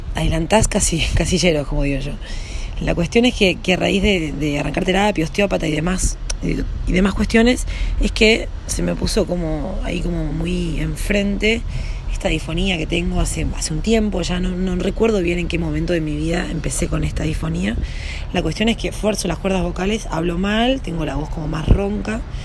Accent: Yacanto, Córdoba, Argentina; moved away as an adult; also born or lived in Villa Dolores / Buenos Aires; yo nací en, en Yacanto, en Tras la Sierra, en Córdoba. Nací ahí en un pueblito

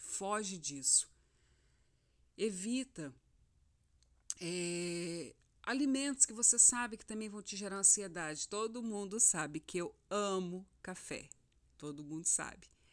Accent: Rondonópolis, Mato Grosso, Brazil; moved away as an adult; also born or lived in Cuiabá; eu sou de Rondonópolis, eu estava em Cuiabá já há alguns anos e eu recebi uma direção de Deus para voltar

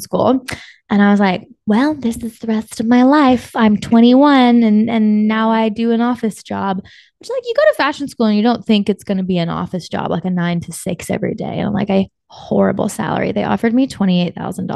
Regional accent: Louisiana, United States; moved away as an adult; now in Los Angeles, United States; I'm from Louisiana.

